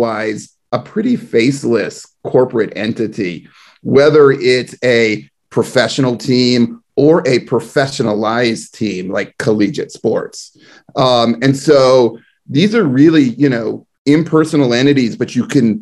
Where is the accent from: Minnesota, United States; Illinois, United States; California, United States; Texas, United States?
California, United States; the East Bay; I'm from the East Bay.